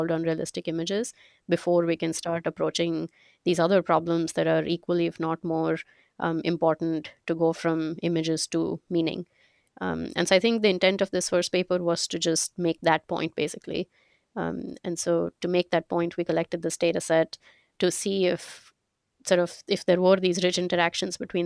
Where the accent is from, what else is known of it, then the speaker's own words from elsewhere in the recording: India; moved away as an adult; also born or lived in Glassboro, New Jersey / Pittsburgh; I'm originally from India. That's where I grew up.